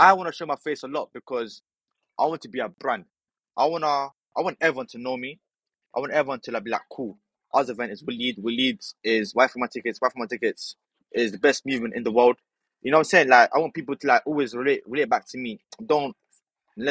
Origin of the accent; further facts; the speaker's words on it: Morocco; now in United Kingdom; I'm actually from Morocco. But yeah, I'm Moroccan.